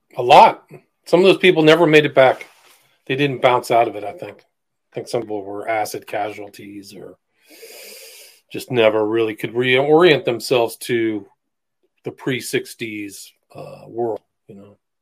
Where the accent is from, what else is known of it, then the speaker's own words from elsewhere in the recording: San Francisco, California, United States; moved away; I grew up partially in San Francisco in the '80s